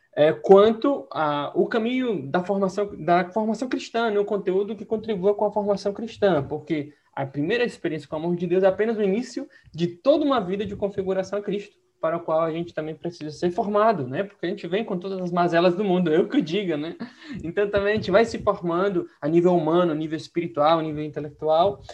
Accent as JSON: {"language": "Portuguese", "town": "Santiago", "region": "Santiago Metropolitan Region", "country": "Chile", "tie": "born or raised there", "moved": "yes", "said": "Mas eu sou de Santiago do Chile, né? Nasci e cresci em Santiago"}